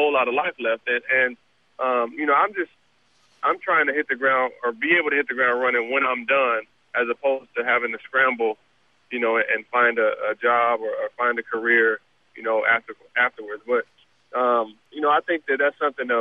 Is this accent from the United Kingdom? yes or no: no; Southern California, United States; growing up in Southern California